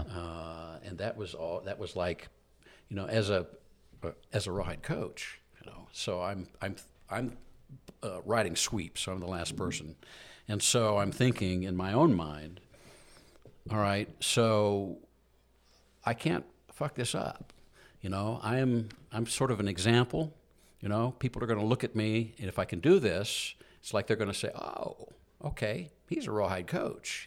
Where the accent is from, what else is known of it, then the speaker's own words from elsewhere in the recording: Southern Illinois, United States; moved away; also born or lived in Atlanta, Georgia; I was raised in the Midwest in, uh, Southern Illinois area